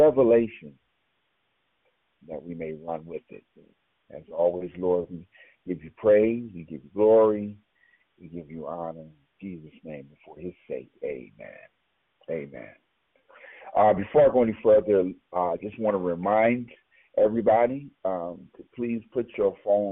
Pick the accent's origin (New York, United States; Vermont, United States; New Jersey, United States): New York, United States; New York City; born and raised in Brooklyn, NYC